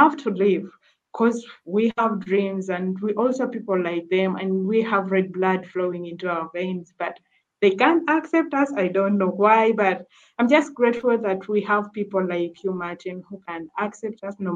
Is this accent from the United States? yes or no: no; Uganda; also born or lived in Kakuma refugee camp, Kenya; now in Kakuma, Kenya; I came from Uganda